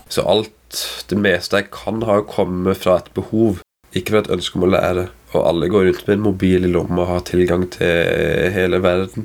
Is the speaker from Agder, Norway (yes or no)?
yes; Kristiansand, Agder, Norway; Jeg er jo fra Kristiansand